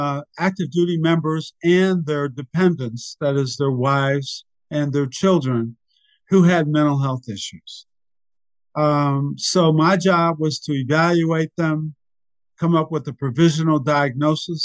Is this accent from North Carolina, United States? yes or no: no; New Jersey, United States; I was raised in New Jersey, went to public schools